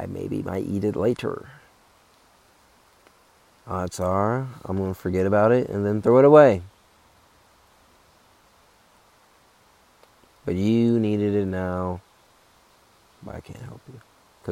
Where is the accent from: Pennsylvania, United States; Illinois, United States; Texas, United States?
Illinois, United States; Chicago; I'm from Chicago